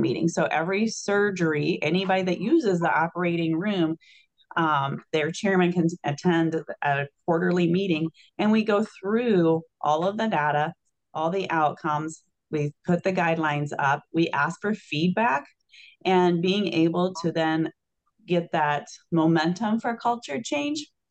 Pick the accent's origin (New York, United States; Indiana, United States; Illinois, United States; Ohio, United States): Illinois, United States; now in Wisconsin, United States; I'm from Illinois originally